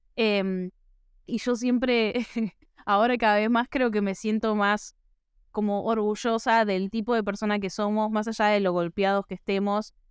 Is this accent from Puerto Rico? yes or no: no; Argentina